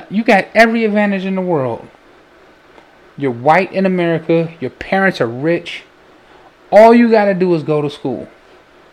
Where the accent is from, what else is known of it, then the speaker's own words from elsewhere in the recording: Chicago, Illinois, United States; we're from Illinois